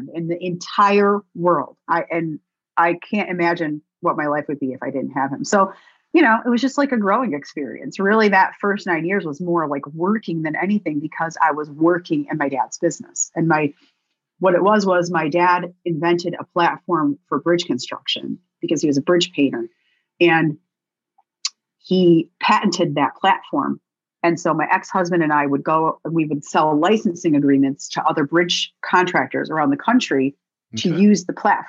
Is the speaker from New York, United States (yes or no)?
yes; Binghamton, New York, United States; moved away as an adult; also born or lived in Nashville; my hometown of Binghamton